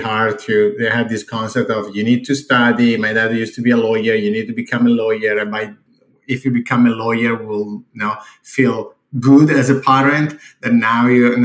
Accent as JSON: {"language": "English", "country": "Italy", "tie": "born or raised there", "also_born_or_lived": "San Diego", "second_language": "English", "moved": "as an adult", "said": "I'm born and raised in Italy"}